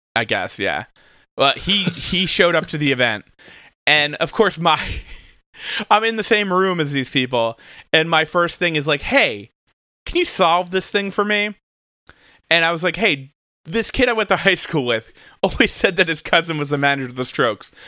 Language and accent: English; New Jersey, United States; where I grew up in New Jersey